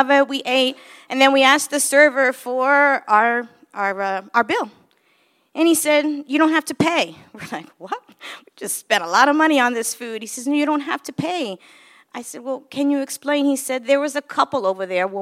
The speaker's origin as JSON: {"language": "English", "region": "New York", "country": "United States", "tie": "born or raised there", "also_born_or_lived": "Chicago / Philadelphia", "moved": "as an adult", "said": "I was born in New York and grew up in New York"}